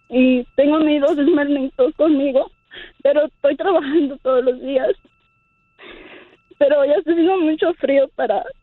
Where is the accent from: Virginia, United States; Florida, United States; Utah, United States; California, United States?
Utah, United States; also born or lived in Michoacán, Mexico; yo soy de Michoacán, pero me crearon aquí en Utah